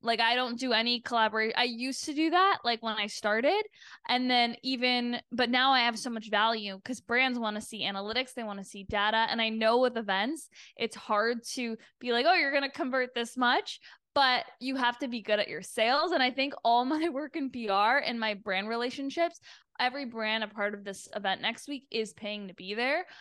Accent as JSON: {"language": "English", "country": "Canada", "moved": "as an adult", "lives_now": "Los Angeles, United States", "said": "being Canadian"}